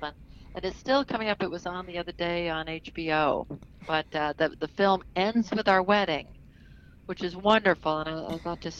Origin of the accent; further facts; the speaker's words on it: upstate New York, United States; I grew up in upstate New York.